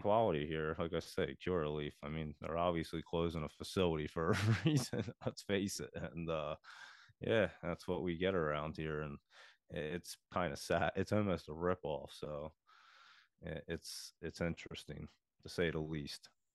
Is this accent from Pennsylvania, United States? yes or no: yes; Philadelphia, Pennsylvania, United States; I come from the Philadelphia area